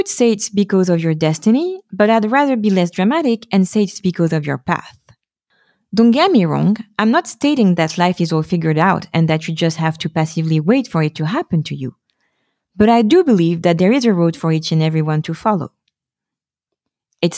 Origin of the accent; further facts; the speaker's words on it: Paris, Île-de-France, France; moved away as an adult; now in Stockholm, Sweden; I was forced to start over in my hometown